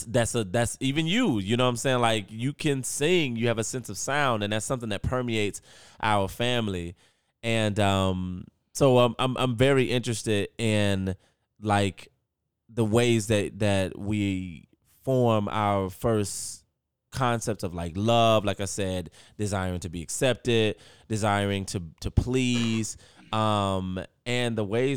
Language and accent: English; North Carolina, United States; you and I, we're from North Carolina and we're from a specific family